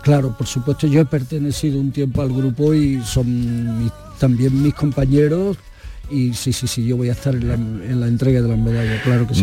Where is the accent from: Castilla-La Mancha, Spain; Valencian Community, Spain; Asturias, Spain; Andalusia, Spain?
Andalusia, Spain; Andalucía es mi tierra. Andalucía es la tierra que conozco